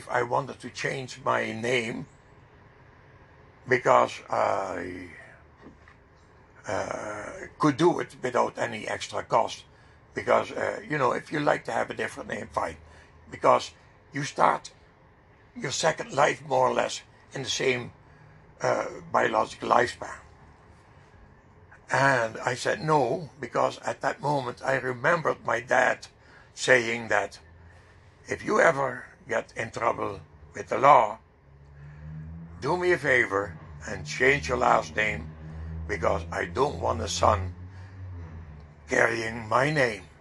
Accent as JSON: {"language": "English", "country": "Netherlands", "moved": "yes", "lives_now": "Canada"}